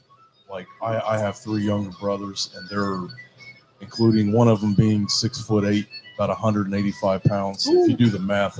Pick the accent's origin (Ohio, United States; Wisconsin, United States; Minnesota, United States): Ohio, United States; Cincinnati; when I was 6 months old, we moved to Ohio, and I grew up in Cincinnati, you know. So by default, I'm from here